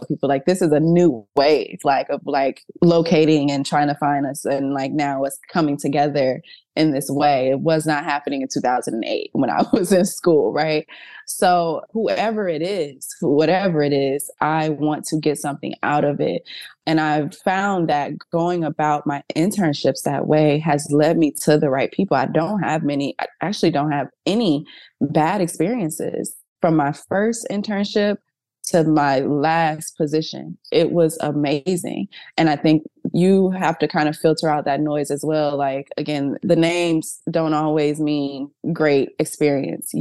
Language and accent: English; Missouri City, Texas, United States; Although I'm from Houston, I'm from Missouri City, Texas